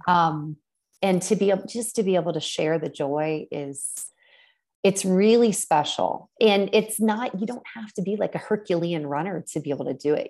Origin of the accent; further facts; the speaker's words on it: Columbus, Ohio, United States; my hometown of Columbus, Ohio